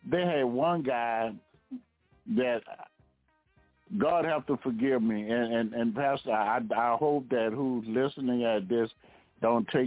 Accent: the South, United States; They never knew I was from the South because I don't have that draw.

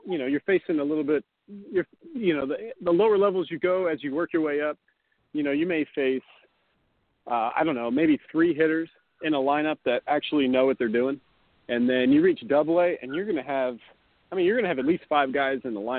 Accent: the South, United States; Well, I grew up in the South. And after playing in Helena and then playing in Beloit, I lost my accent.

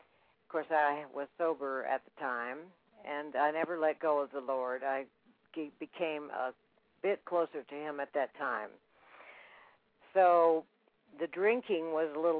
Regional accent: Corpus Christi, Texas, United States; also born or lived in Dallas, Texas / Philippines; We were stationed then in Corpus Christi, Texas. That is 150 miles north of the Mexican border, and that is where I was raised

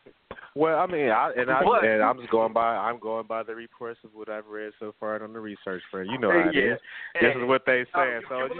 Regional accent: Chicago, Illinois, United States; now in Los Angeles, United States; I may live in L.A. However, I am a Chicago Bears fan. I'm from Chicago. That's my hometown.

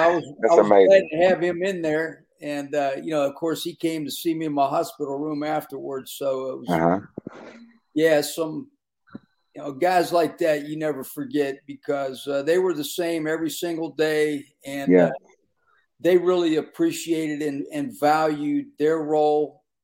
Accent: Pittsburgh, Pennsylvania, United States; I'm from Pittsburgh

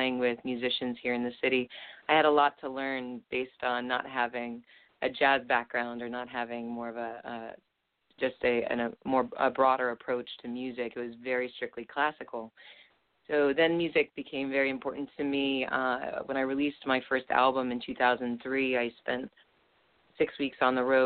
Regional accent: Littleton, Colorado, United States; moved away as an adult; now in New York City, United States; I was raised in Littleton, Colorado

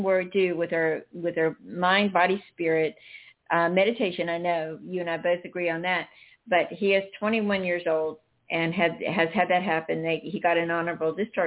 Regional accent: North Carolina, United States; now in South Florida, United States; I'm from North Carolina

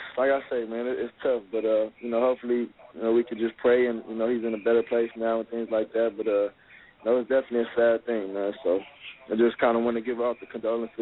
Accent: Los Angeles, California, United States; also born or lived in Long Beach; I grew up in Los Angeles, California, like South Central, but I went to Long Beach Poly High School

